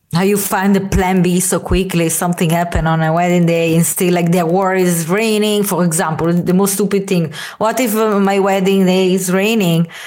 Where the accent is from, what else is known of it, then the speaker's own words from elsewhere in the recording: Italy; moved away as an adult; also born or lived in San Francisco; also come from Italy